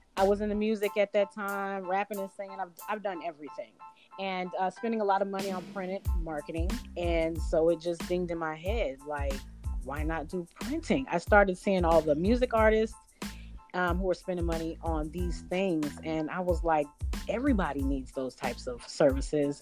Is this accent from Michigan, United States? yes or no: no; Sacramento, California, United States; now in Albany, United States; i grew up in sacramento california so I'm now in Albany, Georgia